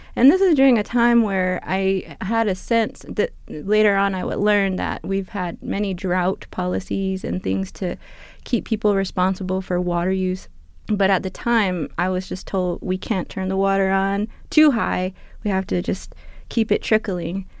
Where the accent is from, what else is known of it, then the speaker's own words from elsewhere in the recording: New Fields, Arizona, United States; moved away; I'm from the Tana Autumn Nation. I am Tana Autumn, and I come from a village called Newfield